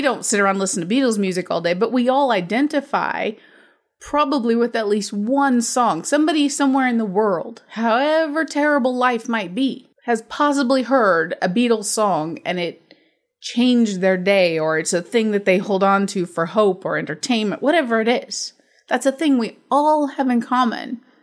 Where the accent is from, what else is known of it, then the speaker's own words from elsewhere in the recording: United States; I'm American